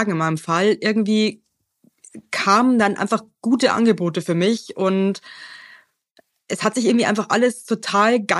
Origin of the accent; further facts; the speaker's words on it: Bavaria, Germany; ich komme halt aus Bayern, da ist ja schon alles ein bisschen religiös, ja.